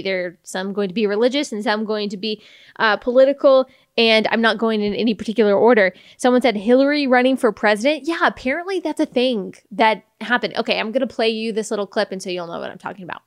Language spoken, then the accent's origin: English; Texas, United States; I'm from Texas